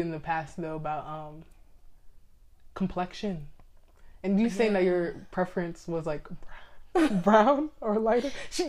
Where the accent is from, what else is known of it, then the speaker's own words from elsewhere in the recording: Houston, Texas, United States; accent: country; if I want to bring out this accent, I can, because I was born and raised here. I have never left Houston, okay, Texas.